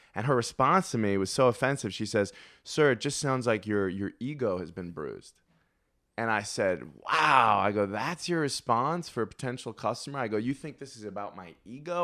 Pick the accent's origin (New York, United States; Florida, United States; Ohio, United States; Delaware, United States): New York, United States; I was from New York